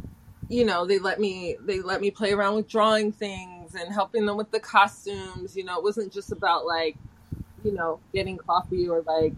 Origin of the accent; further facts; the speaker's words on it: Philadelphia, Pennsylvania, United States; I'm from Philly.